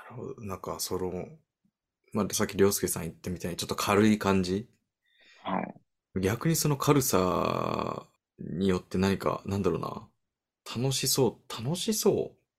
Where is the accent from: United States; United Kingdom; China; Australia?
United States; 僕が出身のアメリカ